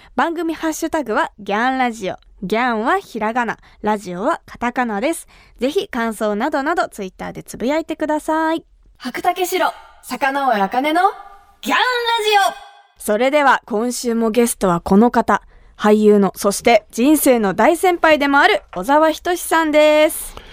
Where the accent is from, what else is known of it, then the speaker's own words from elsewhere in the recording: Kumamoto, Japan; 私の地元熊本の高橋酒造の米焼酎